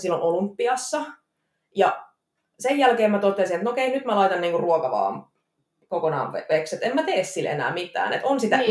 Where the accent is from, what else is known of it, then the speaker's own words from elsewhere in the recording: Jyväskylä, Central Finland, Finland; accent: Jyväskylä dialect; moved away as an adult; now in Tampere, Finland; Tampereella asustelen nykyään, Jyväskylästä on kotoisin